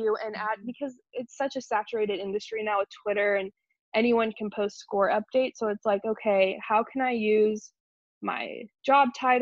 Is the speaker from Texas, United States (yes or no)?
no; Wichita, Kansas, United States; born or raised there; also born or lived in New York